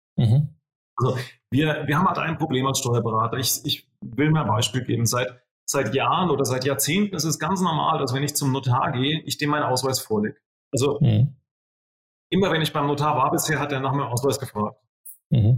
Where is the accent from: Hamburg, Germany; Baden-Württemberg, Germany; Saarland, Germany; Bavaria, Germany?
Bavaria, Germany; southern; bei uns in Südbayern